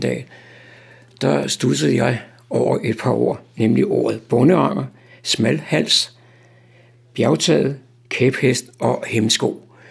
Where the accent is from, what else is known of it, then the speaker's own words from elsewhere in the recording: Copenhagen, Capital Region of Denmark, Denmark; Nu er jeg jo gammel københavner